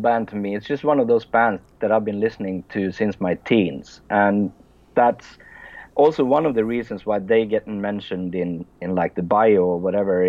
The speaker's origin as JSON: {"language": "English", "country": "Sweden", "second_language": "English", "said": "English is not my first language, since I'm Swedish"}